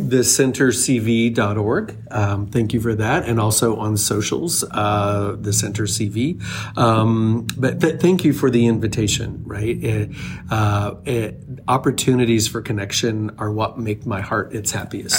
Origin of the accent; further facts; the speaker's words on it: small town Oklahoma, United States; moved away as an adult; also born or lived in Chicago; finding my way from small town Oklahoma to Chicago after college